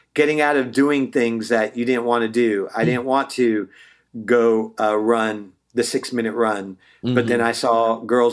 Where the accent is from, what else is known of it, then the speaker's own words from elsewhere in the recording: Bay Area, Northern California, United States; also born or lived in Walnut Creek / Concord; now in Los Angeles, United States; I'm originally from the Bay Area, NorCal